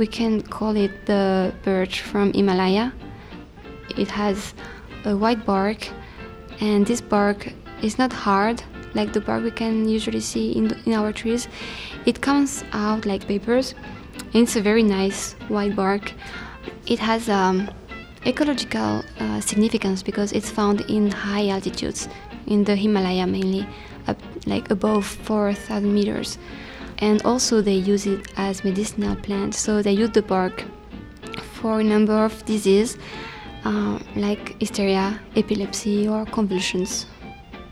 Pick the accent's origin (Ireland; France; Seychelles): France; I'm from France